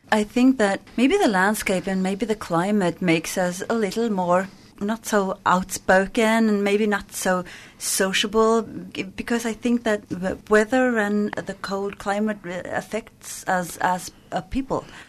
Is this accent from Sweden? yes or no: yes; northern Sweden, Sweden; in my part of Sweden